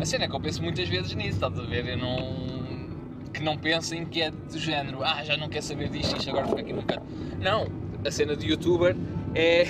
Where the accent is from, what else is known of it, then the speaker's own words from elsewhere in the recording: Lisbon, Portugal; eu sou de Lisboa